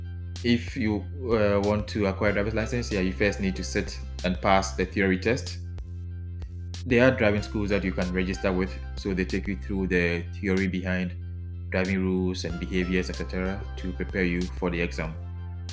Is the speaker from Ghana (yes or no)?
yes; Ghana; now in Netherlands; my home country of Ghana